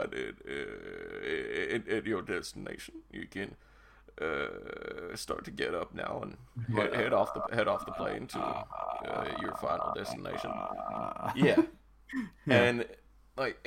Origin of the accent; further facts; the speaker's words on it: United Kingdom; We're British.